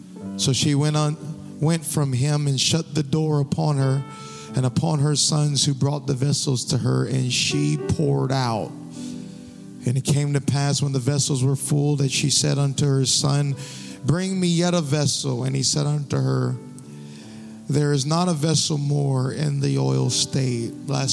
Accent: Louisiana, United States; If you notice, I was born and raised in Louisiana, but I don't have a Louisiana accent.

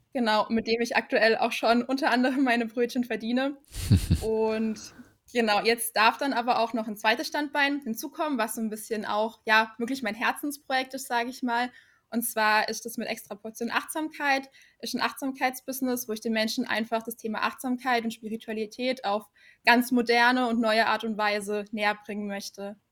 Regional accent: Black Forest, near Karlsruhe, Baden-Württemberg, Germany; komme aus dem wunderschönen Schwarzwald. Mhm. Und hm. zwar genauer gesagt, ja, aus der Nähe von Karlsruhe

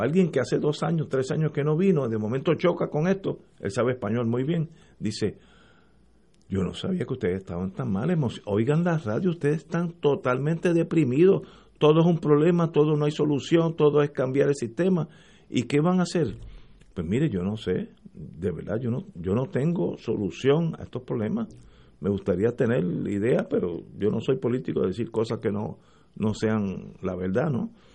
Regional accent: Puerto Rico

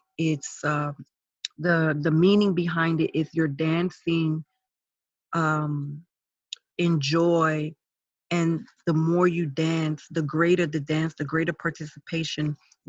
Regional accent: New York City, New York, United States; I am Garifuna American. I was born, you know, in the Bronx, New York, to Garifuna parents who are from Honduras. The Garifuna people are a mixture of Arawak Indian and West African.

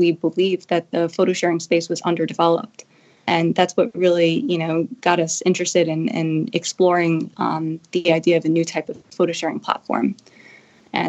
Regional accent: Long Island, New York, United States; I was actually born and raised in Long Island, New York

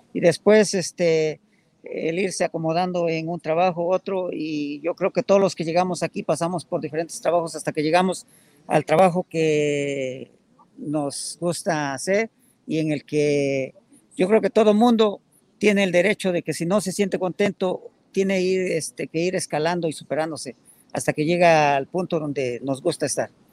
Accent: Puebla, Mexico; moved away as an adult; now in United States; Soy de Puebla

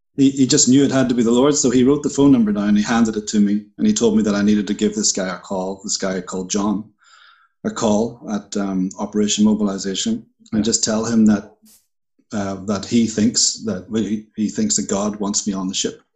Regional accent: Bangor, Northern Ireland, United Kingdom; moved away as an adult; also born or lived in Puerto Rico; I'm from Northern Ireland. I was uh, born in Bangor

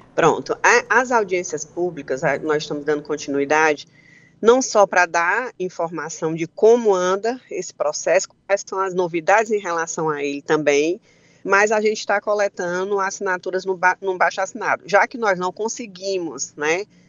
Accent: Ibiapaba, Ceará, Brazil; falo até por mim, né, ibiapabano

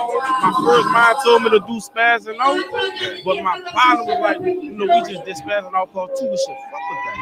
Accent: New Orleans, Louisiana, United States; I'm from New Orleans

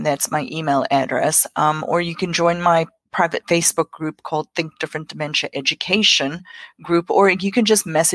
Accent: South Africa; English is a second language; moved away as an adult; now in South Carolina, United States; I grew up in South Africa.

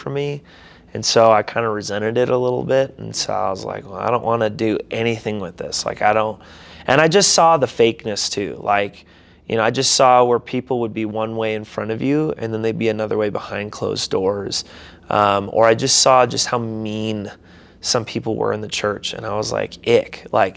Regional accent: St. Cloud, Minnesota, United States; moved away; also born or lived in Seattle, Washington / Des Moines, Iowa / Hector, Minnesota; I was born in Seattle, Washington, but I actually grew up a majority of my life in St. Cloud, Minnesota

